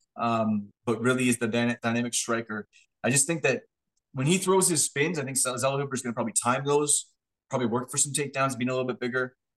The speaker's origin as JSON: {"language": "English", "country": "Canada", "said": "we're just from Canada"}